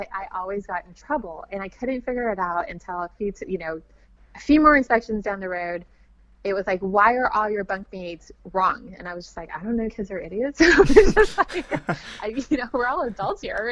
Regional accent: West Coast, United States; moved away as an adult; I was from the West Coast

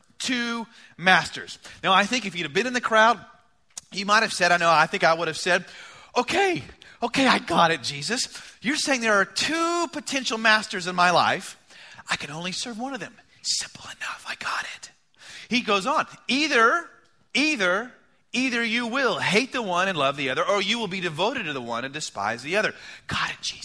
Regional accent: United States; as American people

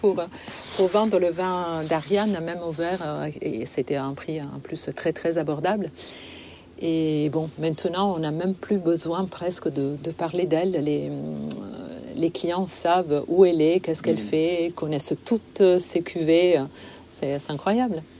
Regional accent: Liguria, Italy; now in France; je viens de Ligurie

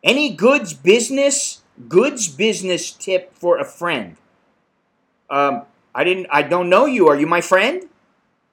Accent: United States; now in Bangkok, Thailand; I'm an American in Bangkok

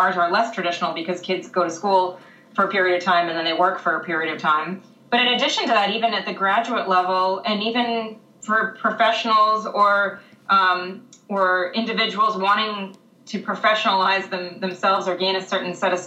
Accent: Massachusetts, United States; I grew up in Massachusetts where the school resides

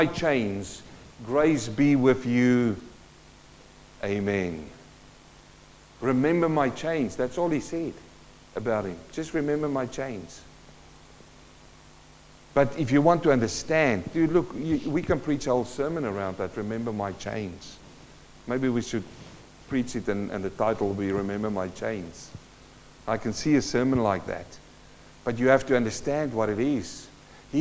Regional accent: South Africa; also born or lived in New Zealand; now in Carrum Downs, Australia; I was born in South Africa in a mining community. My dad worked in the gold mines.

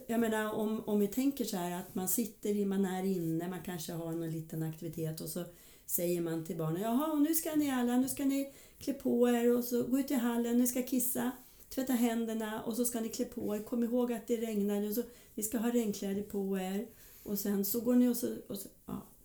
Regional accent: Hudiksvall, Gävleborg County, Sweden; moved away as an adult; also born or lived in Stockholm; född och uppvuxen i Hudiksvall. Men eh, när jag var ja, 18 tror jag var så flyttade jag till eh, Stockholm

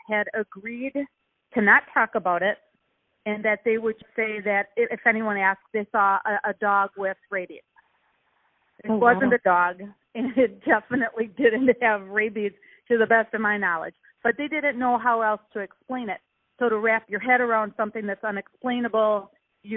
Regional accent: Milwaukee, Wisconsin, United States; I grew up here, Central City, in Milwaukee

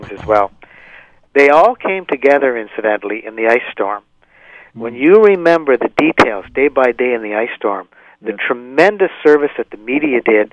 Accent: Ottawa, Ontario, Canada; growing up in Ottawa

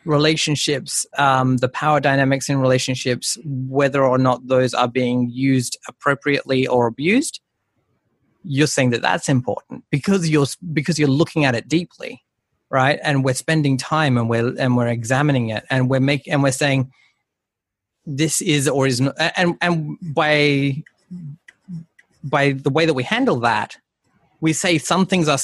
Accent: Darwin, Northern Territory, Australia; I was born in Darwin

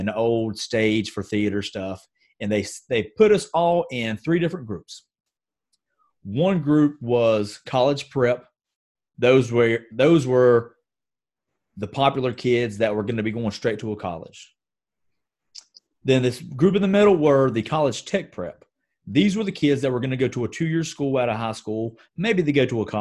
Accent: Gastonia, North Carolina, United States; my hometown in Gastonia, North Carolina, is a very textile-rich environment.

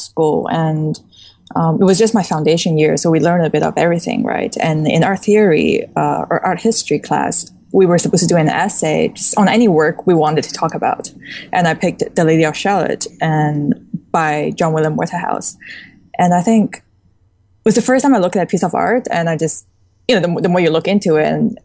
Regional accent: Singapore; also born or lived in China; growing up in China, we were quite sheltered in, you know, being exposed to art and stuff. And after I moved to Singapore, I was pretty much, you know, just growing up on my own

